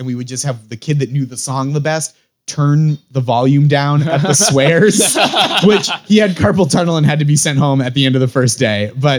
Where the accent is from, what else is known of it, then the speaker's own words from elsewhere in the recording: Massachusetts, United States; I grew up in …, Massachusetts.